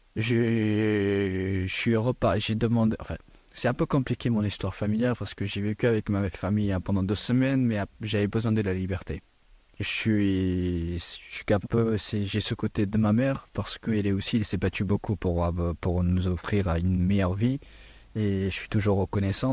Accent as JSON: {"language": "French", "country": "Afghanistan", "second_language": "French", "moved": "yes", "lives_now": "France", "said": "mon pays d'origine de l'Afghanistan"}